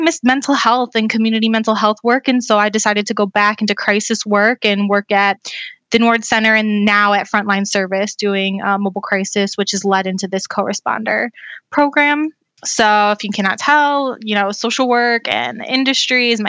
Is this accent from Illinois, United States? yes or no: no; Lorain, Ohio, United States; I'm from Northeast Ohio. I grew up in the city of Lorain in Lorain County